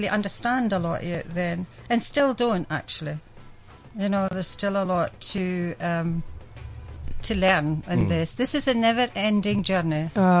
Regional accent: United Kingdom; And I'm British, but what's happened to the British people?

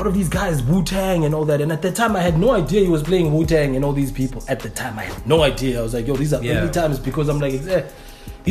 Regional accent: Cape Town, Western Cape, South Africa; we're from Cape Town, which is the mecca of South African hip hop

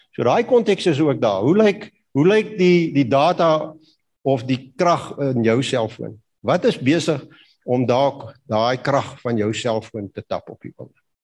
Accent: Kalahari, Northern Cape, South Africa; ek het groot geword in die Kalahari

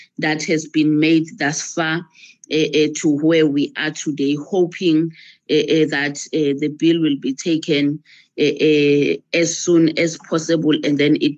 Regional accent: Ekulindeni, Mpumalanga, South Africa; I'm from Ekulindeni Township in Mpumalanga, a very rural township

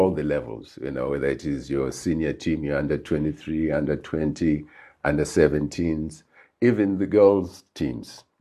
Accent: Harare, Zimbabwe; moved away as an adult; I was born in Highfield, grew up in Highfield

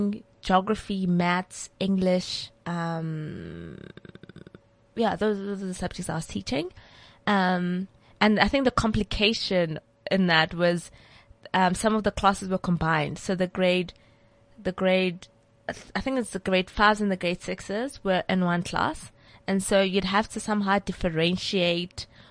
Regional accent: Polokwane, Limpopo, South Africa; Polokwane. Well, that's where I grew up.

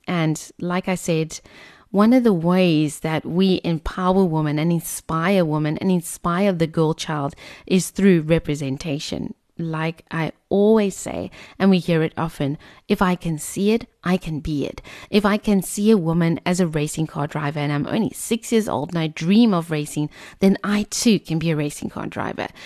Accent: Cape Town, Western Cape, South Africa; growing up in Tableview, we were always at the Kalani Motorway.

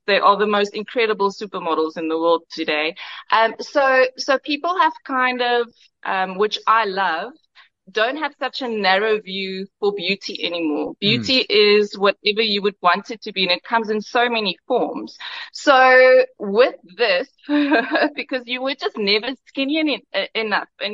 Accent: Karoo, South Africa; I'm from the Karoo. My dad was a farmer

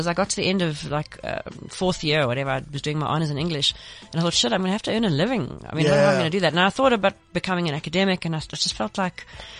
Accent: Pinetown, KwaZulu-Natal, South Africa; I'm from Pinetown.

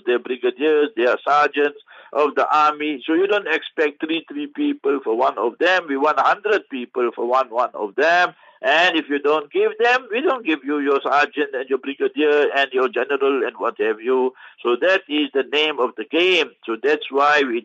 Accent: South Africa

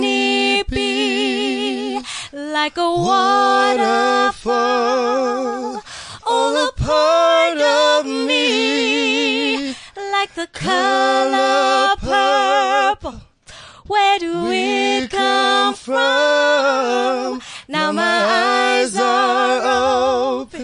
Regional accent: Klerksdorp, North West, South Africa; We're from the same place. We're from Klagsdorp.

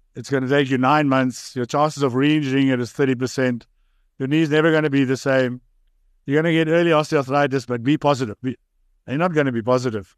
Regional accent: South Africa; also born or lived in Bloemfontein, Free State / Oxford; now in Cape Town, South Africa; I grew up in the Transvaal, went to Grey

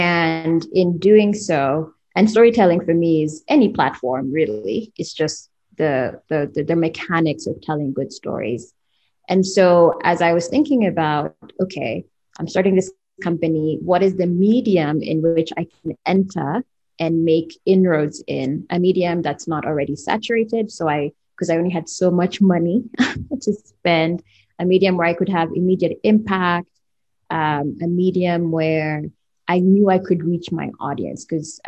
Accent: Kenya; now in United States; I'm a journalist by training. I'm Kenyan American, and most of my journalism career was spent in the US.

